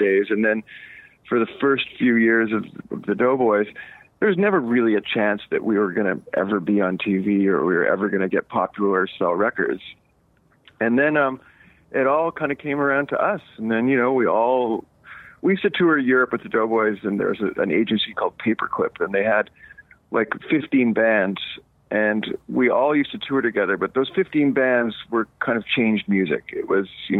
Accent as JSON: {"language": "English", "town": "Montreal", "region": "Quebec", "country": "Canada", "tie": "born or raised there", "moved": "yes", "lives_now": "Los Angeles, United States", "said": "growing up in Montreal"}